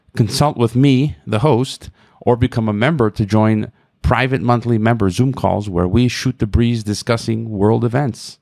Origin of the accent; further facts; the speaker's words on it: United States; Myself as an American